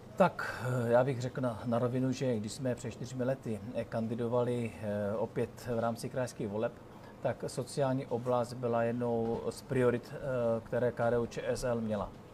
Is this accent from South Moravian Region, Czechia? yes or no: no; Ostrava, Moravian-Silesian Region, Czechia; já jsem přímo rodák z Ostravy, takže celý život žiji v tomto kraji